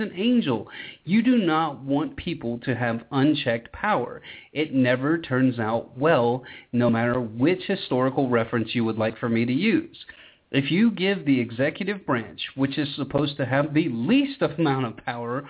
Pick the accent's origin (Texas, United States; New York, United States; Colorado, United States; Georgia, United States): Georgia, United States; my home state of Georgia